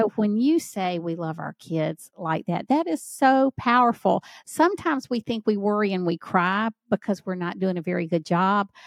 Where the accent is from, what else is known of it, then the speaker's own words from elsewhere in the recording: Southern United States, United States; accent: Southern; I tried to get rid of my Southern accent once, it didn't go